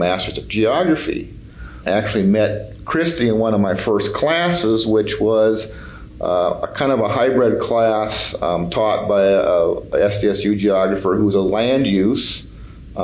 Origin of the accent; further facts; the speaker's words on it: Sioux Falls, South Dakota, United States; I grew up in Sioux Falls, South Dakota